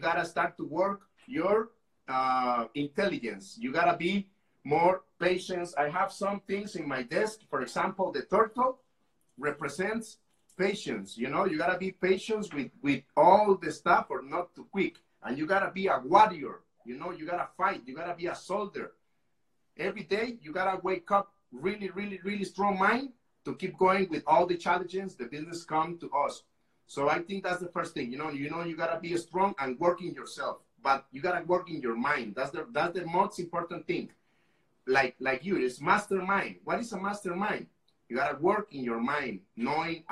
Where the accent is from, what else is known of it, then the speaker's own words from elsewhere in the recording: Costa Rica; I am from Costa Rica.